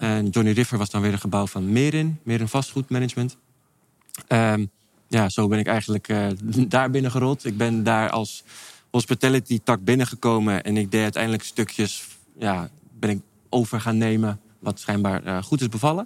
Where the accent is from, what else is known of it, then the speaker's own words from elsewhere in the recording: Amsterdam, North Holland, Netherlands; moved away as an adult; also born or lived in Maastricht / France / Venlo; now in Castricum, Netherlands; geboren getogen